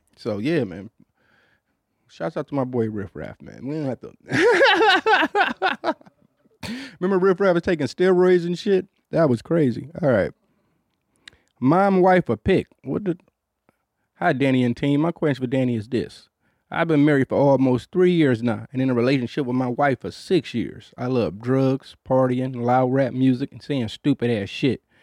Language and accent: English; Detroit, Michigan, United States; I grew up in Detroit